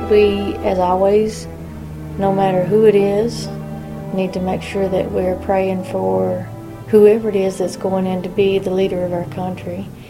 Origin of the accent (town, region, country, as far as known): Kingdom Come Creek, Kentucky, United States